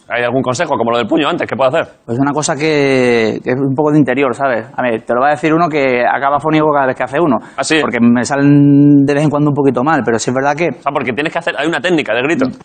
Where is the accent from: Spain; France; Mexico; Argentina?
Spain; Málaga, Andalusia; moved away as an adult; now in Madrid, Spain; Yo soy de Málaga, vengo a Madrid, 18 años. Todo dice, vas, deja a tus padres.